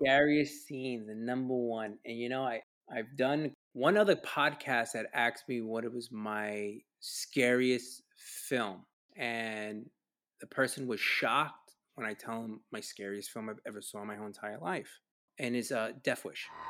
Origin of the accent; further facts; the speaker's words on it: New York City, New York, United States; growing up in New York City, uh, especially, you know, there during the early 80s